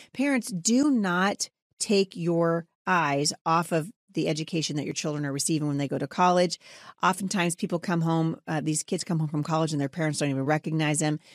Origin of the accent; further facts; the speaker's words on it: Battle Ground, Washington, United States; my hometown. of Battleground Washington